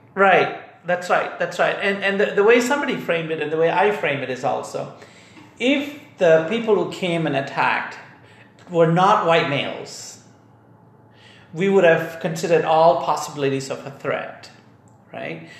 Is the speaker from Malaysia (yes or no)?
yes; Malaysia; now in United States; I grew up in Malaysia. I've got Indian ethnicity